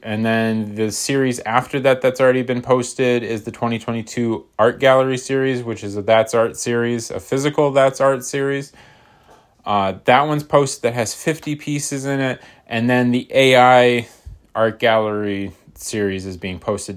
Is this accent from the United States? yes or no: yes; United States; I'm American